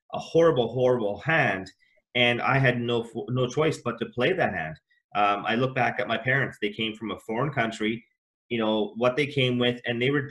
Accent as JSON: {"language": "English", "country": "Canada", "tie": "born or raised there", "said": "I was born in Canada as well. My parents are from East Africa."}